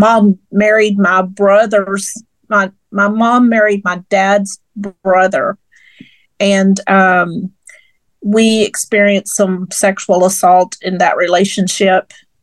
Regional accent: Fort Worth, Texas, United States; also born or lived in Midland, Texas; I'm a West Texas girl. But I grew up here in Fort Worth, and this is my hometown.

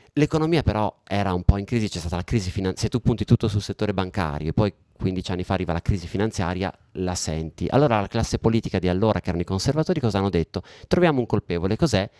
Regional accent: Italy; accent: Italian; moved away as an adult; also born or lived in London, United Kingdom; sono cresciuto, nato e cresciuto in Italia, ho vissuto qua fino a oltre 30, fino a 35 anni

